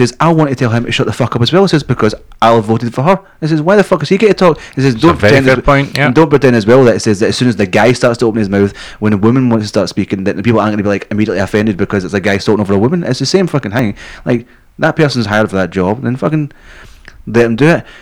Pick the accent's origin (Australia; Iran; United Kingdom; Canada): United Kingdom; Scotland; moved away; also born or lived in England; being Scottish